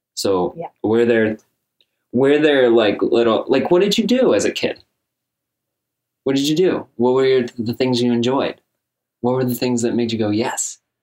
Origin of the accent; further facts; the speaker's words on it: Ballston Spa, New York, United States; we grew up together in Boston Spa